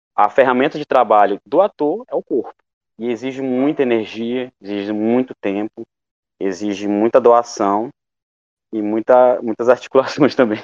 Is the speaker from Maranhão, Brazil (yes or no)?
yes; Coroatá, Maranhão, Brazil; also born or lived in Imperatriz; now in Açailândia, Brazil; sou de Coroatá, eu moro em Açailândia, porém eu sou de Coroatá